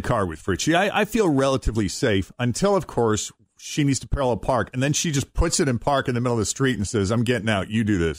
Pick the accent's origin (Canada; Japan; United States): United States; Boston, Massachusetts; I'm growing up in the Boston area